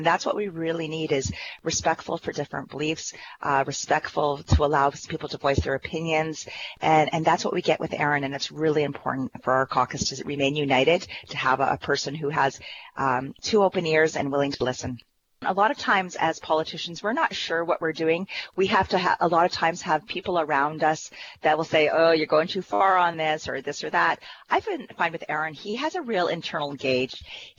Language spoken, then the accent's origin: English; Ontario, Canada; I am from Elgin, Middlesex, London, the MP, Deputy House Leader, as well as calling from St. Thomas, Ontario today.